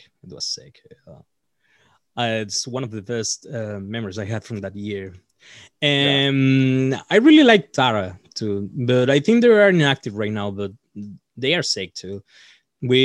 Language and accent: English; Punta Arenas, Magallanes and Chilean Antarctica, Chile; English is a second language; we're all from Punta Arenas, Chile. It's a really small town here.